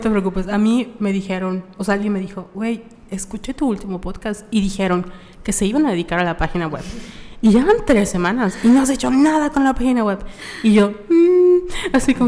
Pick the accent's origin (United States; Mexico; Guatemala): Mexico; Mérida, Yucatán; somos de Mérida, Yucatán